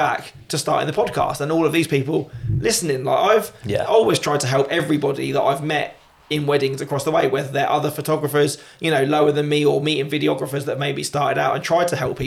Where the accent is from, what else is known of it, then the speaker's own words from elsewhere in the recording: United Kingdom; as British people